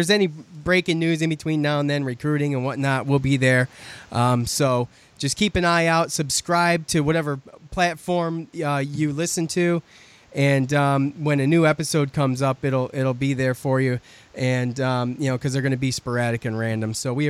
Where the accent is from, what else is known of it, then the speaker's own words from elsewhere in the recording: Syracuse, New York, United States; growing up in Syracuse